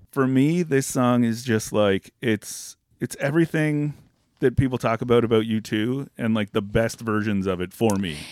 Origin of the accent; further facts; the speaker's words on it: Canada; we're Canadian